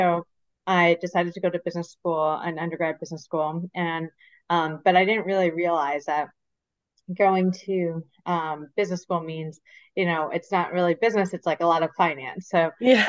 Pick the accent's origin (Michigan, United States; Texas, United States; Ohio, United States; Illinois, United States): Michigan, United States; moved away as an adult; also born or lived in Philadelphia / New York; I grew up in Michigan, so born and raised in Michigan